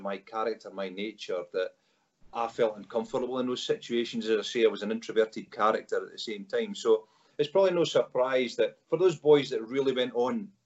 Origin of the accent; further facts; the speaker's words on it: Scotland, United Kingdom; coming from Scotland